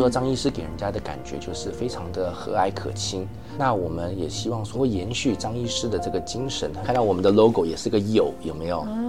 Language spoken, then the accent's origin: Chinese; Taiwan; also born or lived in United States East Coast; now in Vancouver, Canada; 以前小时候在台湾的时候都是给这个舅舅看牙